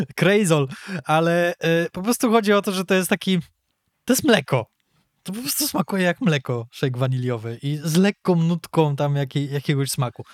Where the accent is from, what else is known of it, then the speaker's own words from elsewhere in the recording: Poland; my jesteśmy z Polski